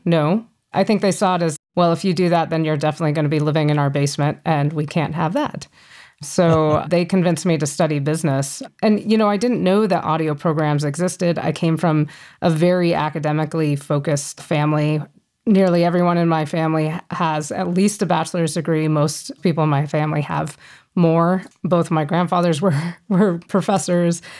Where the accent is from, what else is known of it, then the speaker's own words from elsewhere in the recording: Fort Collins, Colorado, United States; also born or lived in Boulder, Colorado; I grew up here in Colorado, in Fort Collins, about an hour north of Denver.